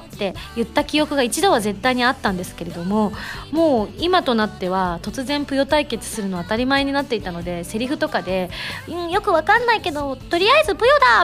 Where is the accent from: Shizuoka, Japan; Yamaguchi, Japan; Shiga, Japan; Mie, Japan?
Yamaguchi, Japan; 山口出身